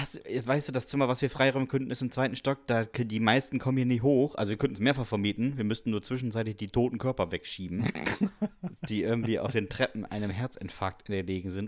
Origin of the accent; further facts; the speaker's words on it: Westerstede, Lower Saxony, Germany; in Westerstede, ja. meiner Heimatstadt